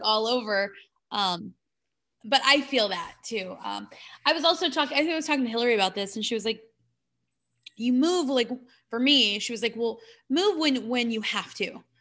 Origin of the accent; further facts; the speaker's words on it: California, United States; now in Phoenix, United States; I'm from California